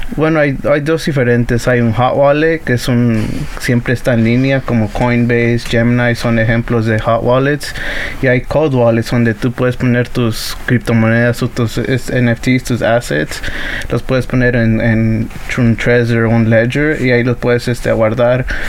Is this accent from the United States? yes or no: yes; United States; also born or lived in Atlixco, Puebla, Mexico (parents' origin); Inmigraron aquí en el 92 y yo nací en el 97